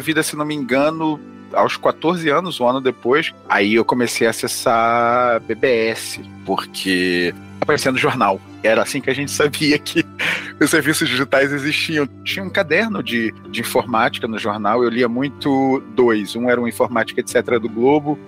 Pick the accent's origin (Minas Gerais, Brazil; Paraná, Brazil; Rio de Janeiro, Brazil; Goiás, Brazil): Rio de Janeiro, Brazil; now in São Paulo, Brazil; hoje em dia eu moro em São Paulo, mas eu sou do Rio de Janeiro